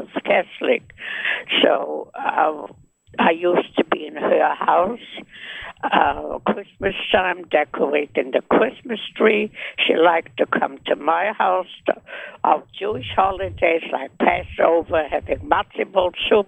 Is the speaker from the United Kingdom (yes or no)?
no; Vienna, Austria; moved away; I was born in Vienna, Austria. I had a wonderful childhood